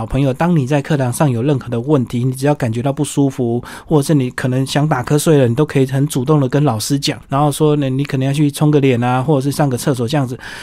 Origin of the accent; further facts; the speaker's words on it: Taiwan; 不像我们台湾人啊。